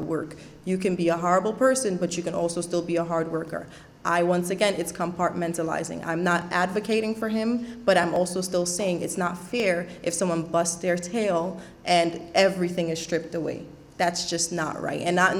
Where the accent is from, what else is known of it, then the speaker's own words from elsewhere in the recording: Trinidad & Tobago; moved away; I was a woman from Trinidad